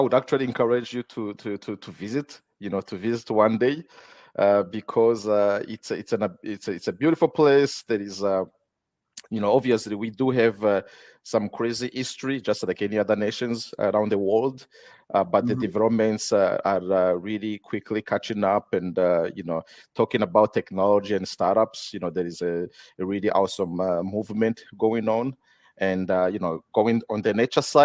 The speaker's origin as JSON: {"language": "English", "country": "Rwanda", "also_born_or_lived": "Fremont, California / Folsom, California", "moved": "yes", "said": "I'm from Rwanda, in East Africa."}